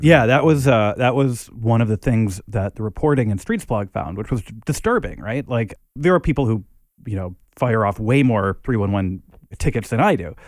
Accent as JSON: {"language": "English", "town": "Minneapolis", "region": "Minnesota", "country": "United States", "tie": "born or raised there", "moved": "yes", "lives_now": "New York, United States", "said": "I grew up in Minneapolis"}